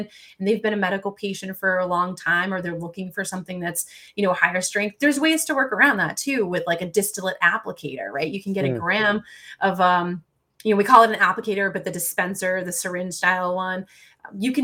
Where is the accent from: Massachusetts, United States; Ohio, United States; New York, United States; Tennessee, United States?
Massachusetts, United States